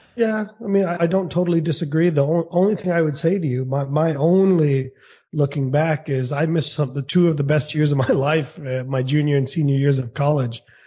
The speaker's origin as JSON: {"language": "English", "country": "United States", "tie": "born or raised there", "also_born_or_lived": "India / Kansas City, United States", "said": "I was born in India. Uh, my parents brought me here against my will when I was two years old. We bought a motel. I lived in the motel for a long time, uh-huh. and then I wanted um, to get out of the small town"}